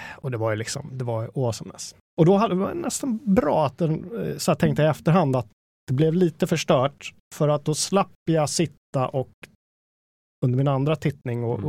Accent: Danderyd, Stockholm County, Sweden; den lokala bokhandeln i Mörby centrum, där jag växte upp

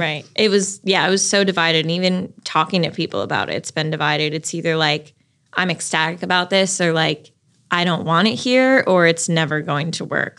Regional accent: Chicago, Illinois, United States; now in Raleigh, United States; I'm from Chicago and I grew up going to Cubs games every summer

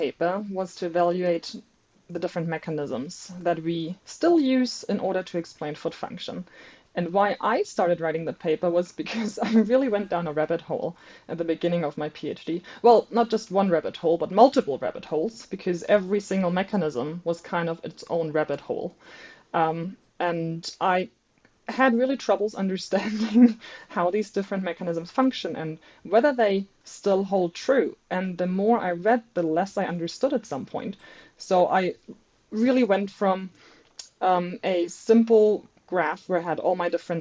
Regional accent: Germany; English is a second language; moved away as an adult; now in Brisbane, Australia; I'm not a native speaker. I am originally from Germany, studying at the University

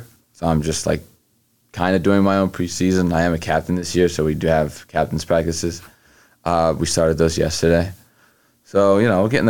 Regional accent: Egypt; also born or lived in Houston, United States; Well, where I'm from is Egypt. I was born in Houston, Texas. But lately I've been living in Egypt for like the past 3 years.

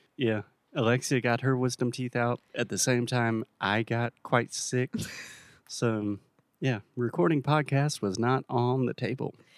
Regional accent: South Carolina, United States; now in Portugal; my home state of South Carolina

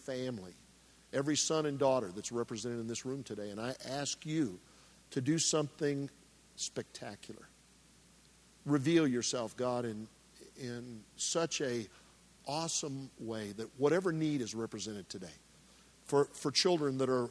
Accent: Nebraska, United States; I grew up in Nebraska

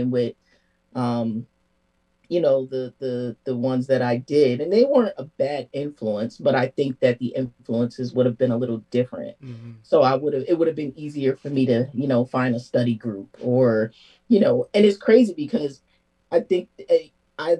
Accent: New Haven, Connecticut, United States; growing up in New Haven

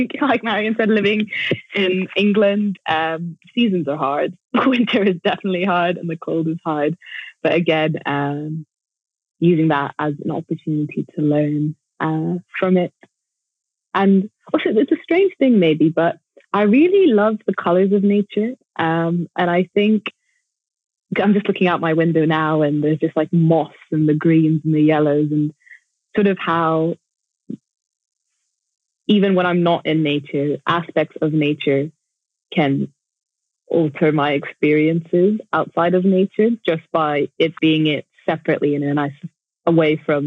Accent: Jakarta, Indonesia; now in Sheffield, United Kingdom; I grew up in Jakarta, which is like one of the biggest cities in the world

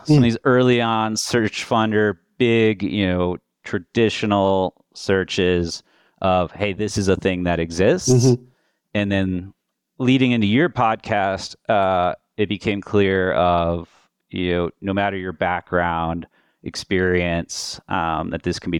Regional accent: Colorado, United States; With that, a little background on myself. I'm originally from Colorado.

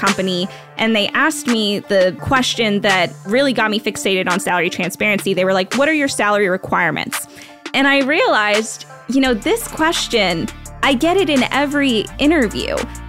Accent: Belgium; born there; I grew up overseas, actually. So I grew up everywhere. My mom is Belgian. So I was born in Belgium and my dad's American.

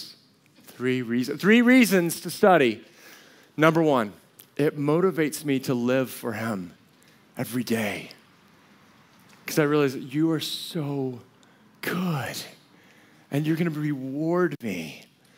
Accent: United States; also born or lived in Colorado / New Mexico; growing up in Colorado or New Mexico.

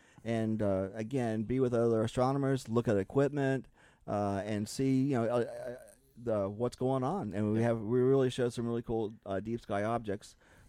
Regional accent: Cocoa, Florida, United States; I grew up in Cocoa, Florida, which is about 26 miles away from the Cape.

